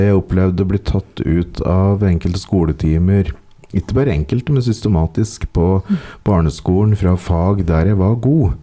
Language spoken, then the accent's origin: Norwegian; Ringsaker, Innlandet, Norway; Ringsaker kommune, som er der jeg vokste opp